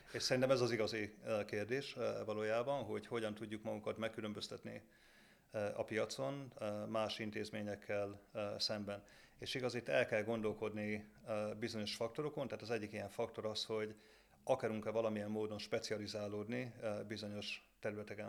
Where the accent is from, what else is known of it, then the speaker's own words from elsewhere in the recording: Debrecen, Hajdú-Bihar, Hungary; jó lokálpatrióta vagyok eh, Debrecenben, mert igaz, onnan, onnan származom